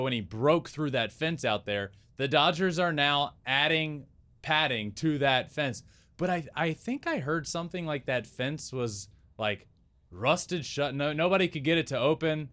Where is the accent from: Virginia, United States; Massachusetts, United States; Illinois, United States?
Virginia, United States; I'm from Virginia